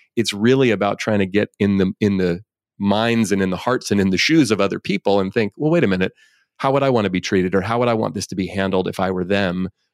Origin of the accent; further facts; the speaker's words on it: Bay Area, California, United States; I grew up here in the Bay Area